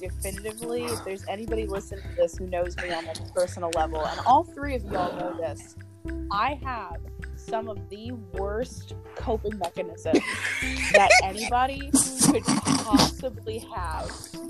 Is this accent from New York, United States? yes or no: no; Florida, United States; something that I think I'm just accustomed to, like growing up in Florida.